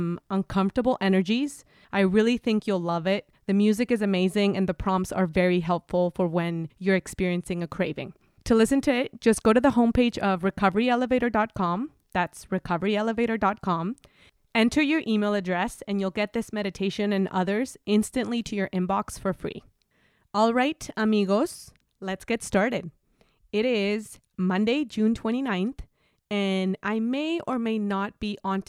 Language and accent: English; Mexico; moved away as an adult; now in United States; I'm from Mexico